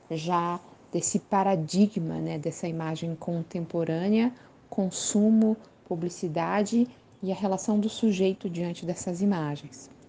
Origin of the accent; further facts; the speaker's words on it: Curitiba, Paraná, Brazil; Sou de Curitiba, moro em Curitiba nesse momento. Tive algumas passagens por outras cidades brasileiras, por outras cidades em outros países, mas acabo sempre voltando